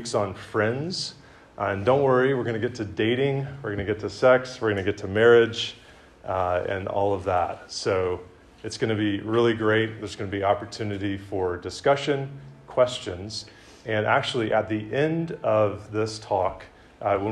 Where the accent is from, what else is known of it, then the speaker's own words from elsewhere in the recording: Decatur, Georgia, United States; moved away as an adult; I grew up in Decatur, Georgia